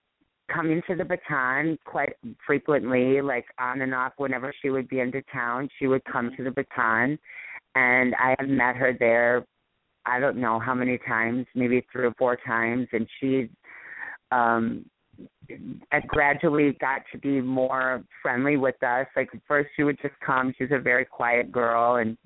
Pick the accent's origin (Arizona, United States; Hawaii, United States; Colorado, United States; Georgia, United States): Hawaii, United States; obviously Gil, her choreographer, knew us because we're all from Hawaii, and I knew a lot of people from Hawaii